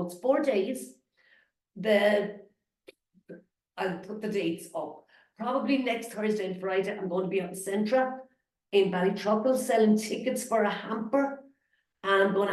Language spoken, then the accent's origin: English; Ireland; We're Irish